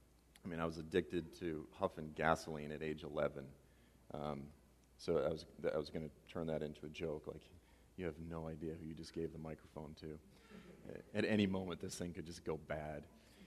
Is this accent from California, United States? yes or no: no; Boston, Massachusetts, United States; I'm actually from Boston, by the way.